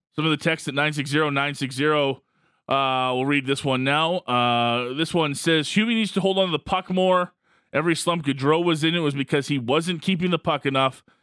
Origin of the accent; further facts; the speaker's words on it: Calgary, Alberta, Canada; someone that's been born and raised in Calgary